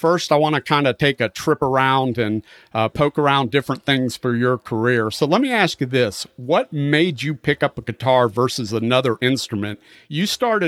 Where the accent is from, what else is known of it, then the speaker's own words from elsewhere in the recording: Pensacola, Florida, United States; I grew up in Pensacola, Florida